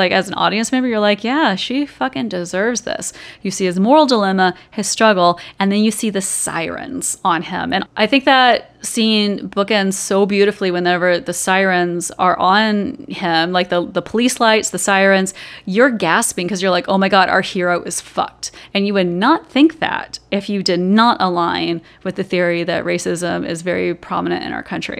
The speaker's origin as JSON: {"language": "English", "region": "Georgia", "country": "United States", "tie": "born or raised there", "said": "growing up in Georgia"}